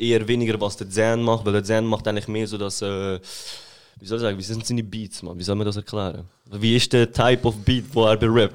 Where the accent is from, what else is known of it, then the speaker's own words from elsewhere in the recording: Lucerne, Switzerland; also born or lived in Graubünden; Ich bin aus Luzern